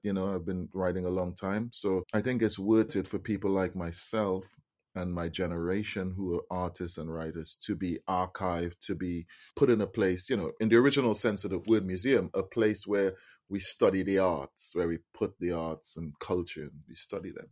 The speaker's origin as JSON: {"language": "English", "country": "Trinidad & Tobago", "tie": "born or raised there", "said": "I'm a Trinidadian. I was born and raised in Trinidad"}